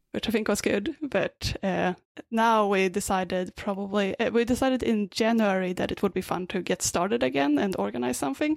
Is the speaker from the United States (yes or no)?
no; Sweden; also born or lived in Australia; now in Vancouver, Canada; I'm originally from Sweden, uh, but I lived in Australia a bit before this, and now I'm in Vancouver.